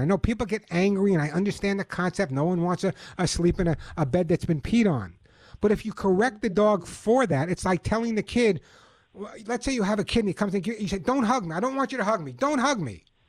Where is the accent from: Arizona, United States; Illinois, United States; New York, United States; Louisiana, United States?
New York, United States; Long Island; when I was growing up on Long Island